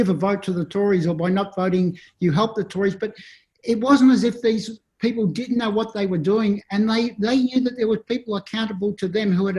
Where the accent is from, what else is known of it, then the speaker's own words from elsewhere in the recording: Melbourne, Victoria, Australia; the women I grew up with in Melbourne